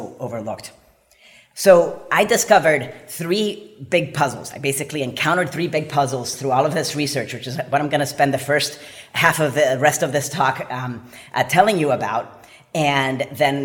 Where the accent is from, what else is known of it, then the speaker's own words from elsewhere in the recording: Puerto Rico; moved away; I'm from Puerto Rico, and I grew up there